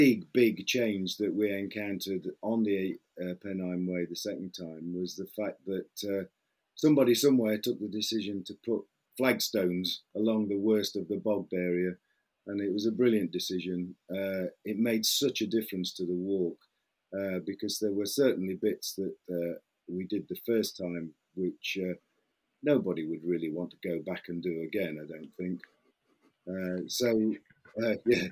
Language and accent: English; Midlands, United Kingdom; moved away; also born or lived in Essex; I come from, you might be able to tell from my accent, I'm not actually from Essex. I come from the Midlands.